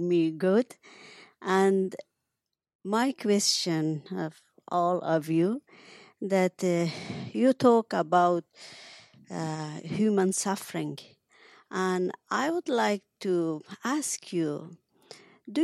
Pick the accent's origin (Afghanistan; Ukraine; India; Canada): Afghanistan; English is a second language; moved away; I was born in Afghanistan, and I'm writer and social anthropologist